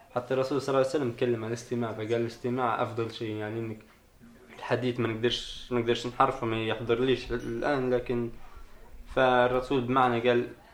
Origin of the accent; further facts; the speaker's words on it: Tripoli, Tripoli District, Libya; moved away as an adult; now in Italy; أنا من طرابلس